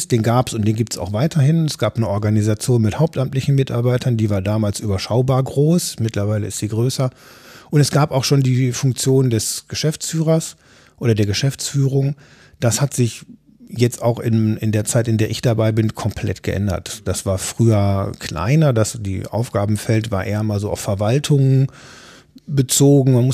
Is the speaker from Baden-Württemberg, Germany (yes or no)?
no; North Rhine-Westphalia, Germany; Ich, ich komme aus dem Ruhrgebiet und Düsseldorf ist eben nicht mehr